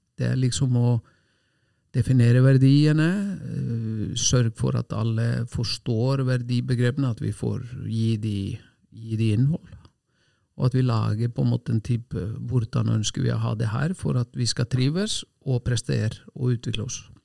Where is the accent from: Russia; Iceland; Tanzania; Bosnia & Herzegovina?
Iceland; Selfoss, Southern Region; Norwegian is a second language; moved away as an adult; also born or lived in Oslo, Norway; now in Norway; hjemme på Selfoss, et lite tettsted